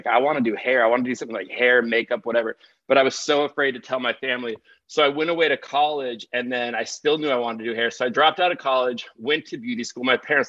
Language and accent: English; Pasadena, California, United States; So he is in Pasadena, where I grew up. So I grew up in Pasadena.